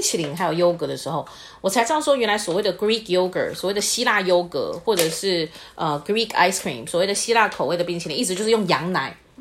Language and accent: Chinese; Taiwan; 身为台湾人